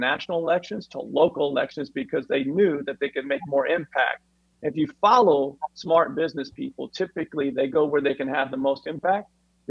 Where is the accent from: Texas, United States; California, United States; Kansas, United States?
Kansas, United States; moved away; I'm originally from Kansas, and that's where the Koch brothers are from.